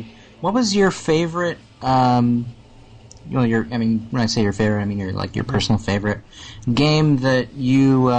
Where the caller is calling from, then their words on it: California, United States; Hey, this is … from California.